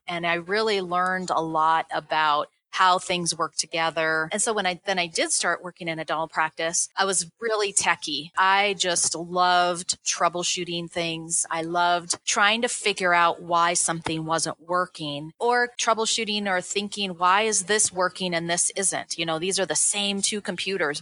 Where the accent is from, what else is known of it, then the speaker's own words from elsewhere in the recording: Seattle, Washington, United States; now in Colorado, United States; i grew up in seattle